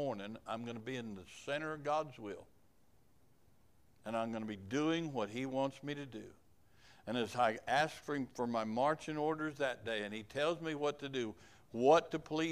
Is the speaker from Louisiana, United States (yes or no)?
no; Kansas, United States; moved away; also born or lived in Uganda; I was from Kansas